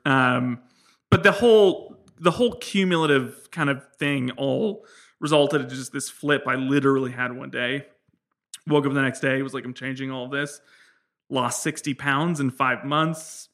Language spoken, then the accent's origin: English; San Francisco, California, United States; I was born in San Francisco